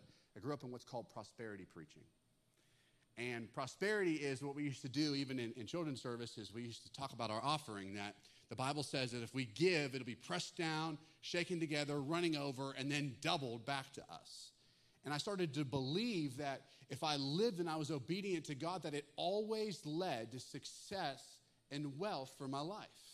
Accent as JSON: {"language": "English", "area": "Western Pennsylvania", "region": "Northeast Ohio", "country": "United States", "tie": "born or raised there", "also_born_or_lived": "Russellville, Arkansas", "moved": "as an adult", "said": "I grew up in Northeast Ohio, Western Pennsylvania"}